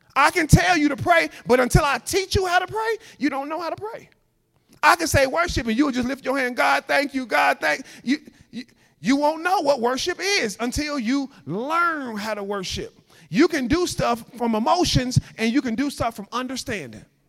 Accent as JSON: {"language": "English", "town": "Chicago", "region": "Illinois", "country": "United States", "also_born_or_lived": "Louisiana", "moved": "as an adult", "said": "I'm from Chicago. I'm used to 4 million people"}